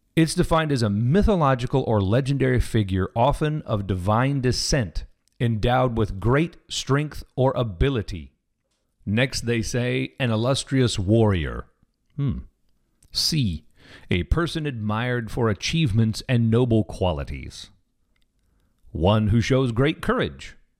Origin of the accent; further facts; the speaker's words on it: Kansas City, Missouri, United States; I grew up in Kansas City, Missouri.